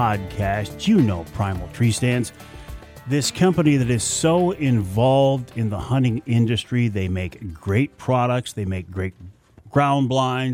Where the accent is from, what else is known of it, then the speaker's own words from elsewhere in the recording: Michigan, United States; my home state of Michigan